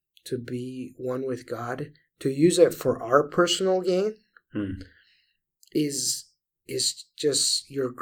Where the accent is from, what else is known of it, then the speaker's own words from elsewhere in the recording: Venezuela; moved away; I grew up in Venezuela